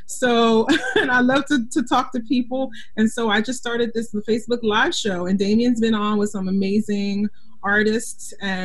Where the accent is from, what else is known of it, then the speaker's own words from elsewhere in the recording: Philadelphia, Pennsylvania, United States; I'm originally from Philadelphia. I live in Philadelphia now. So, you know, we are a big arts town, all kinds of music.